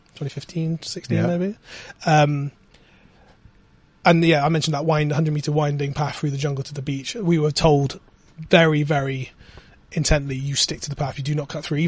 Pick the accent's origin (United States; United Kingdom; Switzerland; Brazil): United Kingdom; Bristol, South West England; I'm a guy from Bristol